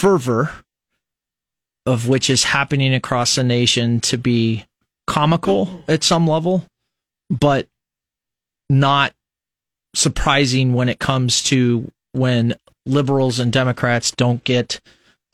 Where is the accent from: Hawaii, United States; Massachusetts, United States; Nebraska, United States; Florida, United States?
Nebraska, United States; Fremont; growing up in Fremont, Nebraska